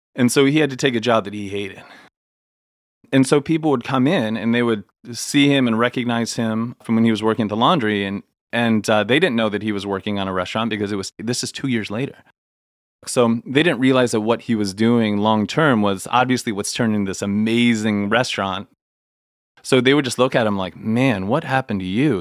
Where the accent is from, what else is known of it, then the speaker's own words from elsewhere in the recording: Ohio, United States; also born or lived in California / New York; now in North Carolina, United States; I grew up in Ohio